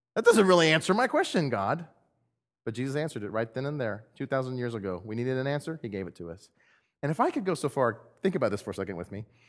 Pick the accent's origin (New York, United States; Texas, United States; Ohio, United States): Texas, United States; now in Missouri, United States; I'm from Texas and we don't have trees